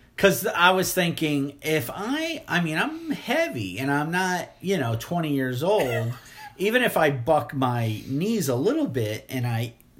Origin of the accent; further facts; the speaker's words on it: Fort Lauderdale, Florida, United States; now in Mississippi, United States; I was raised in Fort Lauderdale.